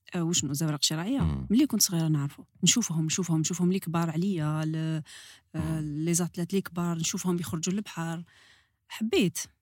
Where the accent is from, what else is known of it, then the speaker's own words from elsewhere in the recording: Algiers Province, Algeria; تربيت على البحر في الجي بلاج دونك حياتي كاع على بلاج